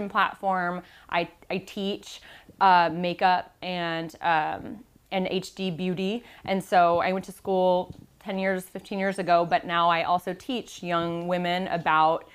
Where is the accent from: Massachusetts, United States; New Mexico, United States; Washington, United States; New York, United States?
Washington, United States; Seattle; moved away as an adult; now in Palo Alto, United States; I'm from Seattle, and now I live here in Palo Alto, California